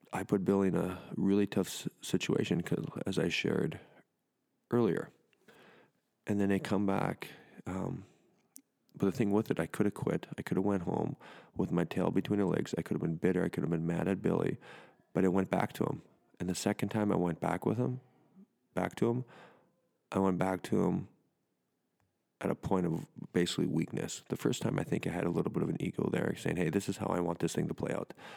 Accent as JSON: {"language": "English", "country": "Canada", "moved": "yes", "said": "my home country"}